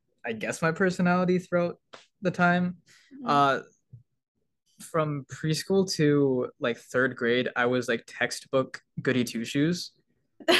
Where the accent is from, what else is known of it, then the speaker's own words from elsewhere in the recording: United States; also born or lived in Peru; Then I went to elementary school in my hometown. I've never moved in my life ever.